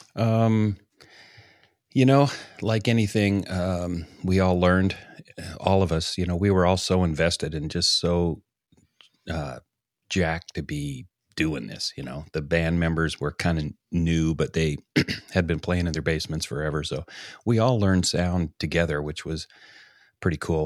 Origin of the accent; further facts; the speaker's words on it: Canada; being a Canadian